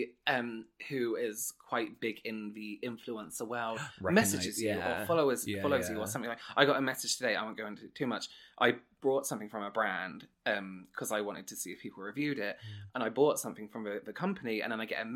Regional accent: England, United Kingdom; accent: English; my English accent

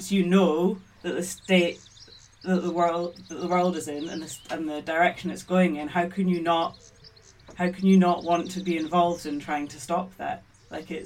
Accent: Scotland, United Kingdom; I was born and brought up in Scotland. I'm half Maltese, half Scottish

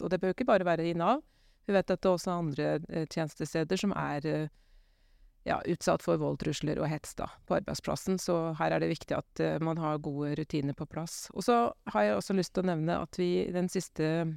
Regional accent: Gjøvik, Innlandet, Norway; jeg er fra Gjøvik, så jeg er egentlig fra egentlig totning

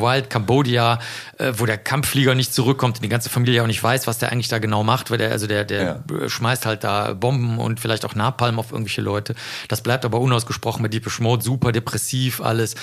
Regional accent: Cologne, North Rhine-Westphalia, Germany; also born or lived in Rosenheim; ich komme ja aus dem Stadtteil Zollstock in Köln

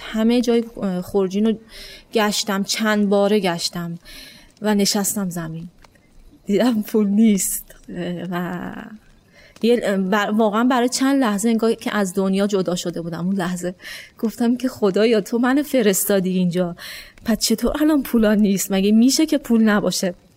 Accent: Iran; من از ایران میام

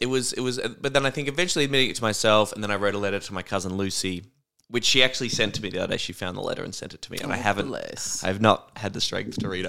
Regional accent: Warrnambool, Victoria, Australia; I don't think so, because I think growing up in Warrnambool, it, yeah, would be much harder to lie.

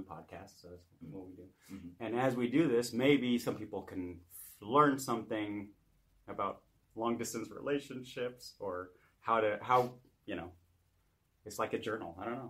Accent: Oregon, United States; also born or lived in California; now in Hamburg, Germany; In fact, I'm in Hamburg, but I'm from Oregon.

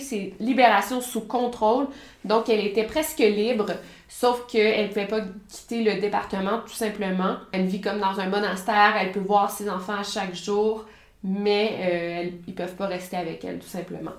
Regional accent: Quebec, Canada; je suis québécoise

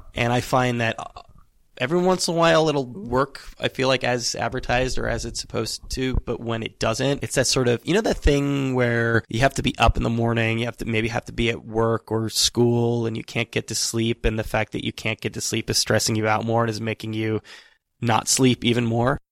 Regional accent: Northern California, United States; moved away; We're both from Northern California

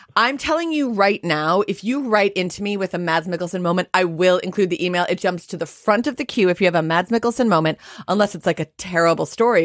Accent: United States; I'm Jewish and I'm American.

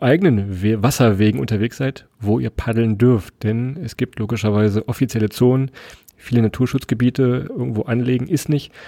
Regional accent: Lower Saxony, Germany; wir kommen ja aus Niedersachsen und kennen Niedersachsen vor allem auch

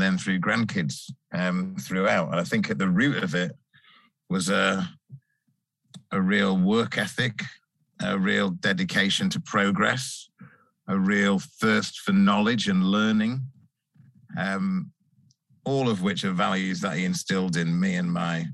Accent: Salford, North West England, United Kingdom; I'm a Mancunian lad. I grew up in Salford in Manchester

